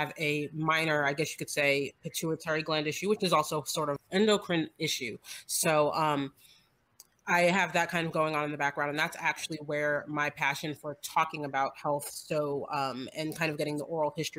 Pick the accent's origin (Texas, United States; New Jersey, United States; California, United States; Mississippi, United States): New Jersey, United States; moved away as an adult; now in Georgia, United States; I am in Georgia. I grew up in New Jersey. I think I've been in Georgia now for 22 years